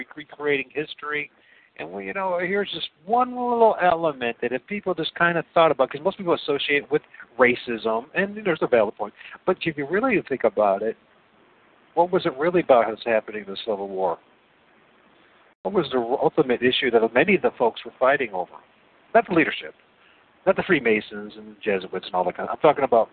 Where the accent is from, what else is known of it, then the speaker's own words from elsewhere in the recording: Northwest Ohio, United States; I come from Northwest Ohio.